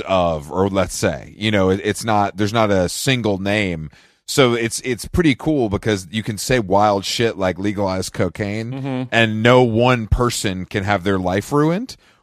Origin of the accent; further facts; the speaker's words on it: Atlanta, Georgia, United States; moved away; down here in Atlanta